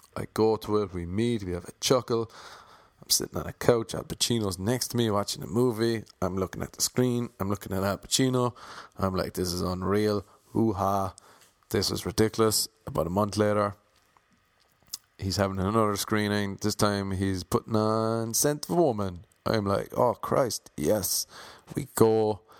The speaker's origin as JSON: {"language": "English", "country": "Ireland", "accent": "Irish", "said": "I have an Irish accent"}